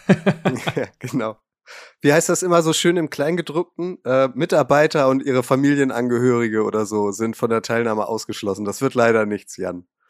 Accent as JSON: {"language": "German", "region": "Hamburg", "country": "Germany", "said": "als Hamburger"}